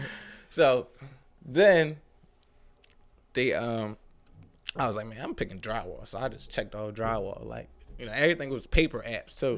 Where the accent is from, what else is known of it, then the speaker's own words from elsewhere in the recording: Philadelphia, Pennsylvania, United States; I'm from North Philly, you know, single parent home